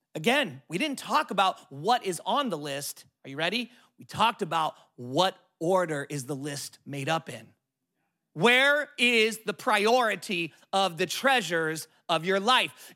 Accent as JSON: {"language": "English", "region": "California", "country": "United States", "said": "I'm from California, total city boy"}